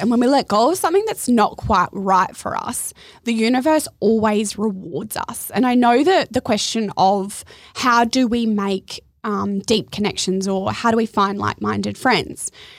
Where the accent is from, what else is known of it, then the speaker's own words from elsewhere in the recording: Adelaide, South Australia, Australia; I moved up here from Adelaide, so like country bumpkin, into the big smoke, thinking that surfer's paradise was going to be my goal.